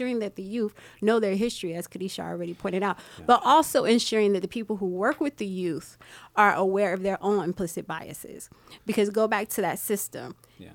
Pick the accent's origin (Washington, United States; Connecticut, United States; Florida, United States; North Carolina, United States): Florida, United States; Miami; I'm born and raised in Miami as well.